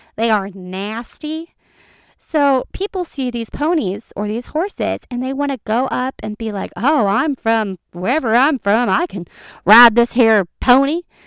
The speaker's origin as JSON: {"language": "English", "region": "Ohio", "country": "United States", "said": "we're from Ohio"}